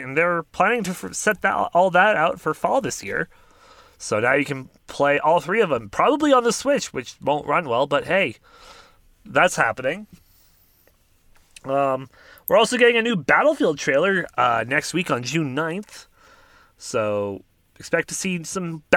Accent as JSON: {"language": "English", "country": "Canada", "said": "we're Canadian and don't live in America"}